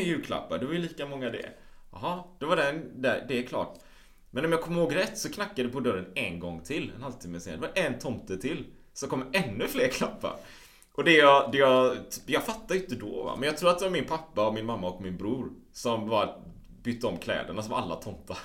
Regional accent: Sweden; hemma i Sverige

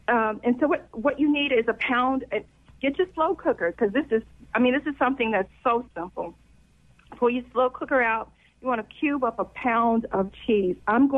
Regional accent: the South, United States; because I'm from the South

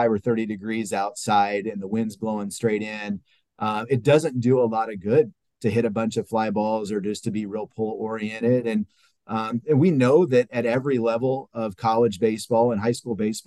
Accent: California, United States; now in Ohio, United States; I'm from California. I live in Ohio. I moved to Ohio

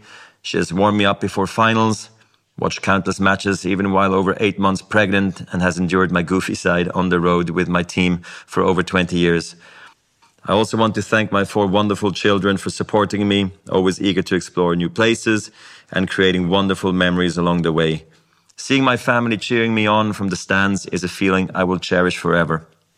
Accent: Basel, Basel-Stadt, Switzerland; English is a second language; When my love of tennis started, I was a ball kid in my hometown of Basel.

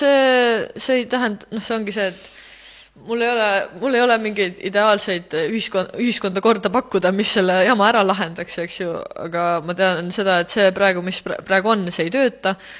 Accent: Rakvere, Lääne-Viru County, Estonia; ma olen muidu Rakverest

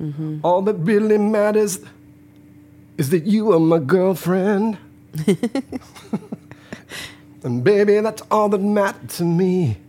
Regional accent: Flint, Michigan, United States; All I don't care if I'm from Flint. So what? I like to speak in an English accent.

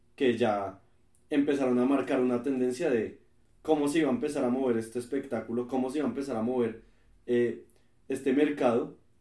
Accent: Colombia; Nosotros somos colombianos

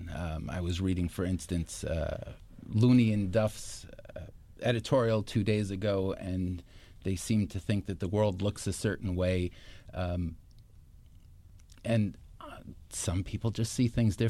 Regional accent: Stamford, Connecticut, United States; moved away as an adult; also born or lived in Israel / Bridgeport, Connecticut; I grew up in Stamford

